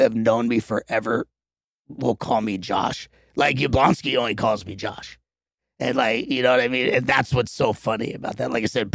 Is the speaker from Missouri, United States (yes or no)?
no; Los Angeles, California, United States; growing up there, we just call it Venice